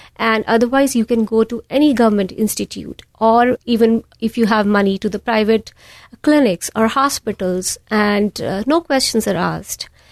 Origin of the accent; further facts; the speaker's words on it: India; moved away as an adult; also born or lived in New York; now in United States; I was born and raised in a small town in the foothills of Himalayas